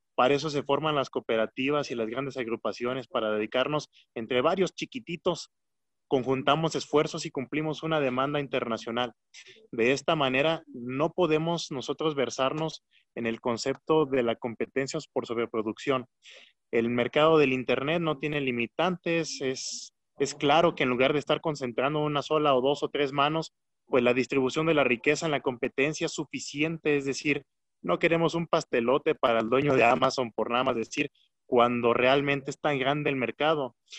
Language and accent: Spanish; Michoacán, Mexico; aunque somos michoacanos